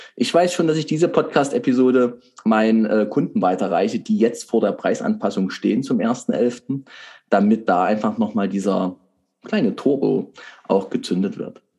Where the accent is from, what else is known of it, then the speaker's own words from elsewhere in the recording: Saxony, Germany; bei uns in Sachsen